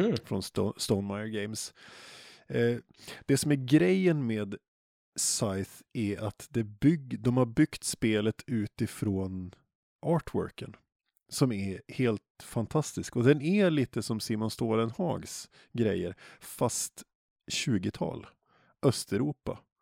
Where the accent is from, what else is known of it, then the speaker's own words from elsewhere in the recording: Jämtland, Sweden; moved away; jag är uppvuxen i Jämtland